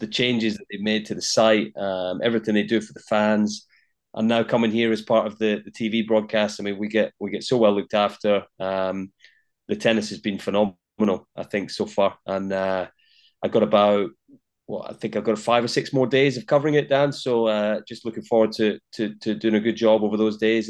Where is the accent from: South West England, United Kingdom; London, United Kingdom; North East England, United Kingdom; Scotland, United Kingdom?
Scotland, United Kingdom; Linlithgow; Born and raised in Scotland and, uh, a town called Linlithgow, just that, just west of, of Edinburgh